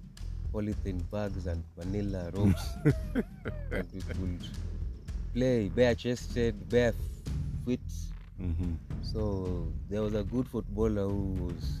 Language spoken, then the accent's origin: English; Ulugulu, North Gem sub-county, Siaya County, Kenya; we are from Luanda Umdumra. We are from Ulugulu.